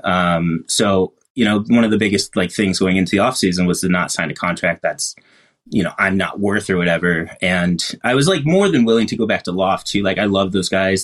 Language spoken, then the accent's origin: English; East Coast, United States; also born or lived in Buffalo area; now in Seattle, United States; naturally born and bred in the East Coast